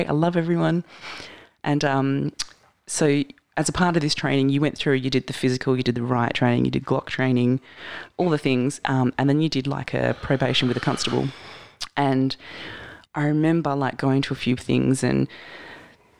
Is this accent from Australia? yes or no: yes; Mandurah, Western Australia, Australia; I was from Kudnup